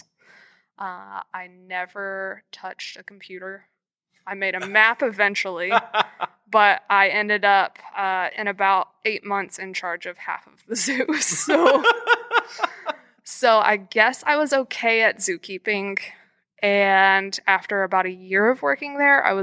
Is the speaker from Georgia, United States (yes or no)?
no; Nashville, Tennessee, United States; also born or lived in Cincinnati; I'm from Nashville. I'm lucky to work in Nashville too, but I wanted to end up at home